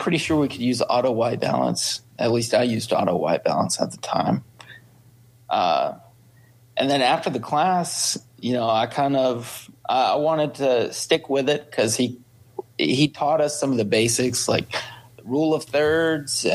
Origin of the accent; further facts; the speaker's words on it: Fayetteville, Tennessee, United States; I grew up in Fayetteville, Tennessee